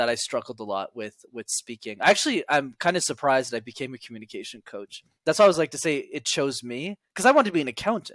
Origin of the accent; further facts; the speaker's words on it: Montreal, Quebec, Canada; I grew up in Montreal in Canada